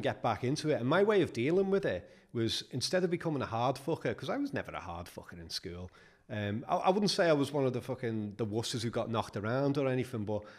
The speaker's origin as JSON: {"language": "English", "town": "Liverpool", "region": "North West England", "country": "United Kingdom", "tie": "born or raised there", "said": "I was born in Netherley, lived there till I was seven, and. You know, in those times, Liverpool was rough and it stayed rough until at least 1990."}